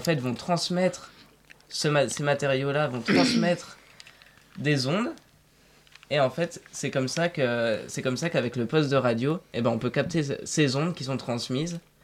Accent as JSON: {"language": "French", "town": "Dijon", "region": "Bourgogne-Franche-Comté", "country": "France", "moved": "yes", "lives_now": "Paris, France", "said": "je viens de Dijon"}